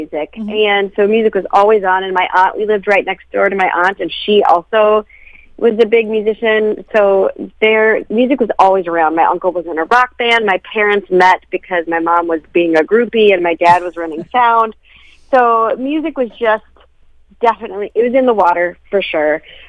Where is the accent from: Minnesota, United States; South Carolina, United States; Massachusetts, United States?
Minnesota, United States; also born or lived in Wisconsin / Chicago / Nashville; Yeah, I'm Minnesotan from birth. Yep, I grew up mostly right by the State Fair.